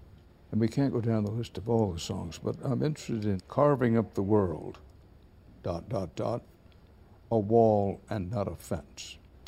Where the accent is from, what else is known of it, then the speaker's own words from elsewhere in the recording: Texas, United States; I'm a Texan, fifth or sixth generation Texan, born and raised there.